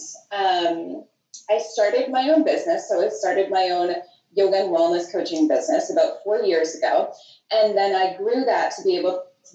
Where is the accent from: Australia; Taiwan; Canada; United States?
Canada; Toronto, Ontario; moved away as an adult; also born or lived in Portugal; now in Nicaragua; I was pretty much born and raised in and around Toronto